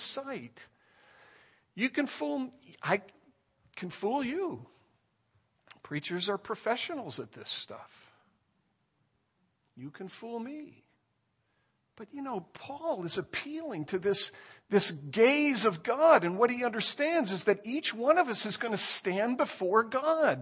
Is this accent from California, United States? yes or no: no; Indiana, United States; moved away; I was born in Indiana